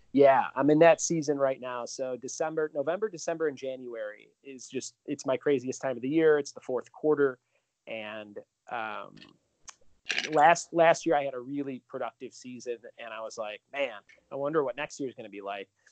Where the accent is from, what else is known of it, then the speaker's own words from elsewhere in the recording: Chicago, Illinois, United States; moved away; I'm originally from Chicago, so I do a lot of shows back there from time to time